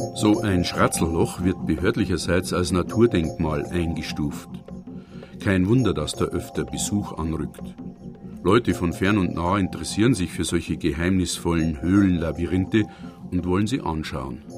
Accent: Wald, Bavaria, Germany; nah bei meinem Heimatdorf Wald zwischen Regensburg und Cham

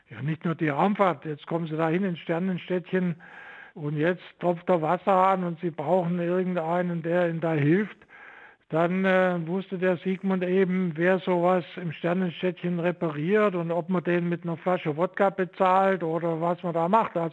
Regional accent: Saxony, Germany; moved away as an adult; now in Stuttgart, Germany; weil ich in der DDR nicht Physik studieren durfte und das wollte ich unbedingt. Und so bin ich aus dem Vogtland am Ende in Stuttgart angelangt

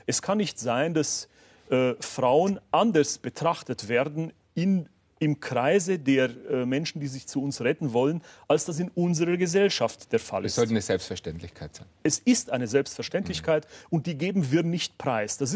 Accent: Waldkraiburg, Bavaria, Germany; Traunreuth, Waldkreiburg, meine Heimatstadt.

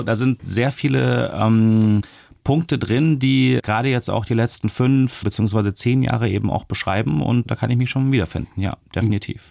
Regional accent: Germany; als Deutsche

